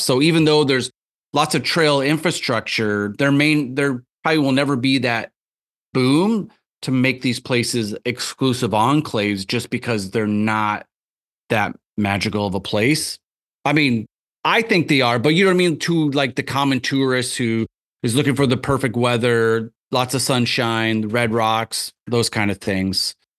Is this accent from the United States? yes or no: yes; Tama, Iowa, United States; moved away; also born or lived in Tucson, Arizona; I grew up in a little town called Tama, which is about forty-five m, minutes straight west of Cedar Rapids, just straight west.